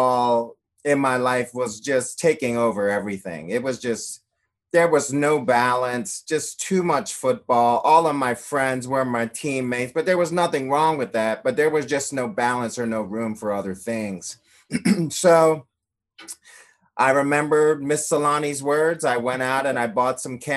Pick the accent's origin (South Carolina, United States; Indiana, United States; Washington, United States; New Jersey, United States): New Jersey, United States; just outside of Philadelphia; growing up in New Jersey, just outside of Philadelphia